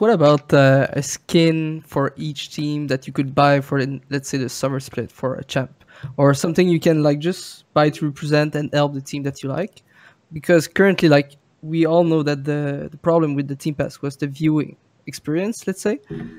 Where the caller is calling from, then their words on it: Quebec City, Quebec, Canada; I'm calling from Quebec City in Canada.